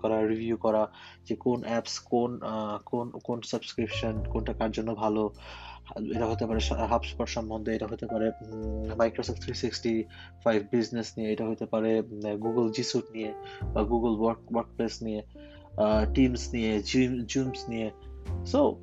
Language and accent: Bangla; Bangladesh; now in Germany; জার্মানিতে আমি একজন বাংলাদেশি জার্মান প্রবাসী